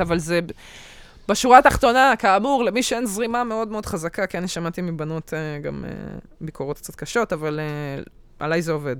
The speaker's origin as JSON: {"language": "Hebrew", "country": "Israel", "said": "אני ישראלית"}